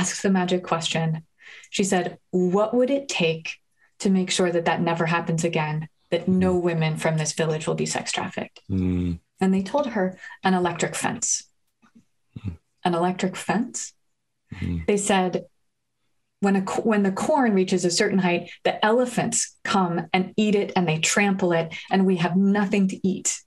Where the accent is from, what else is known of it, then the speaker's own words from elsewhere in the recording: New Haven, Connecticut, United States; my hometown of New Haven